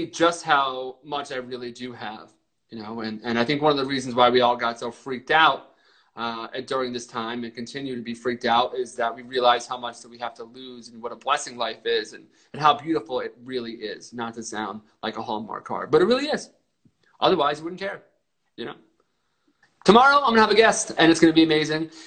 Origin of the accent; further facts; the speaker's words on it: Reading, Pennsylvania, United States; I was born and bred in Pennsylvania